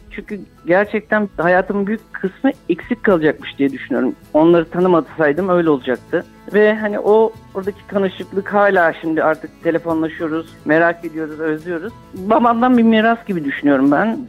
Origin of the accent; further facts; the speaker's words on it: Istanbul, Turkey; İstanbul'a geldikten sonra da işte oturduğumuz mahallede Ermeni ve Rum komşularımız vardı. Onlarla büyüdük